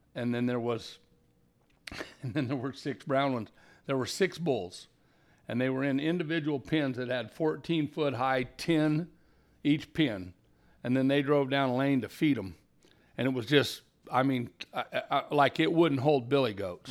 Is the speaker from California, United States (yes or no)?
yes; Carmel Valley, California, United States; also born or lived in Redding, California / Red Bluff, California; I was a displaced hippie from Carmel Valley when I was thirteen